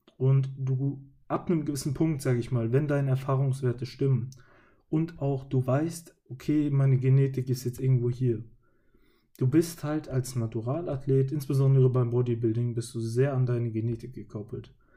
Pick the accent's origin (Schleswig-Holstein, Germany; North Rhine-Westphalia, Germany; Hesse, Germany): Hesse, Germany; als Hesse bzw. Mensch, der in meinem Kinzigkreis lebt